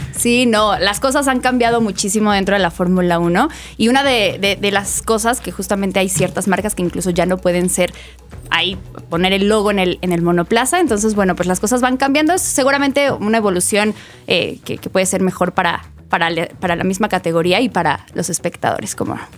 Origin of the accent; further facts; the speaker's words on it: Mexico; nosotros como mexicanos